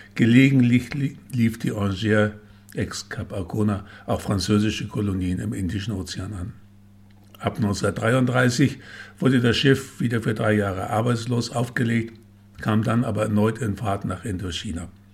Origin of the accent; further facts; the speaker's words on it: West Germany, Germany; ich als Wessi